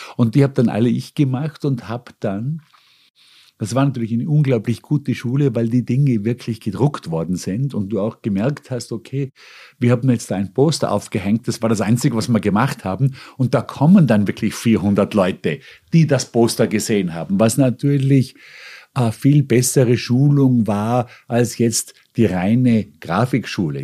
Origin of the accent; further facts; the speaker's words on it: Bregenz, Vorarlberg, Austria; moved away as an adult; also born or lived in Hong Kong / Munich; now in New York, United States; mir als Österreicher oder sage ich mal vor allem als Vorarlberger mitgegeben worden sind kulturell